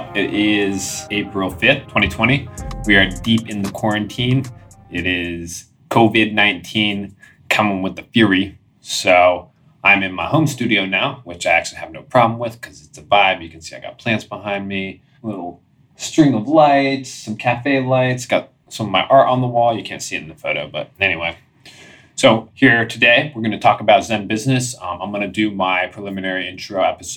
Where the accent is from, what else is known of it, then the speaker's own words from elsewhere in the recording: Washington, District of Columbia, United States; moved away as an adult; also born or lived in San Diego, California; I grew up in Washington, D.C.